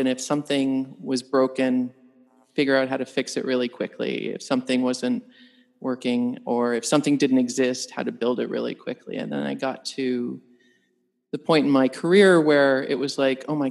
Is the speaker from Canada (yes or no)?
yes; Canada; moved away; I'm an engineer by training. I'm a Canadian.